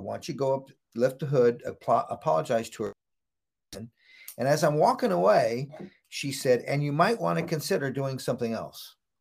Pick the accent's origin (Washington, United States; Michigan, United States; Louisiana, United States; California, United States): California, United States; Santa Cruz; I grew up in Santa Cruz, California